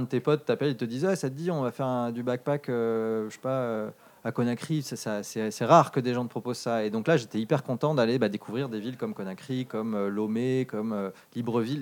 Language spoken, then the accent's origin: French; Darlington, North East England, United Kingdom; moved away; quand j'étais enfant, j'ai grandi en Angleterre. Euh, c'était euh, dans le nord, euh, pas loin d'une. Donc, la, la ville, c'était Darlington